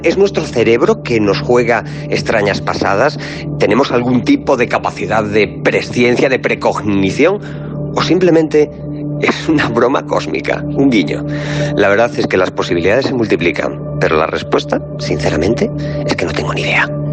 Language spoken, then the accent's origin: Spanish; Galicia, Spain; soy gallego